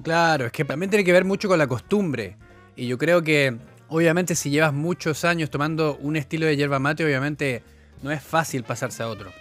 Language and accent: Spanish; Chile